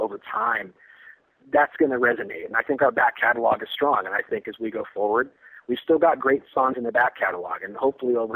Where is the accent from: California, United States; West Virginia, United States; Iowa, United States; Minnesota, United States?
California, United States; Northern; my hometown, where I grew up in Northern California